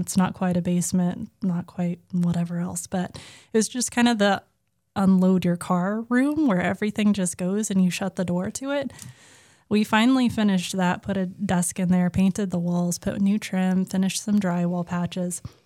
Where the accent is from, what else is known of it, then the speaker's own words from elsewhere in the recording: Oklahoma, United States; now in Massachusetts, United States; I grew up in Oklahoma